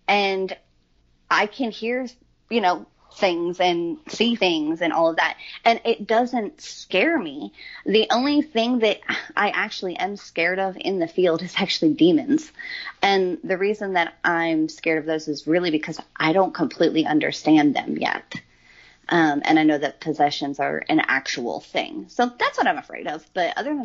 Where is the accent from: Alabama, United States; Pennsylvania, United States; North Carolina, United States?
Pennsylvania, United States; York; now in Nashville, United States; I'm originally from York, Pennsylvania, and my house that I grew up in is like 150 years old.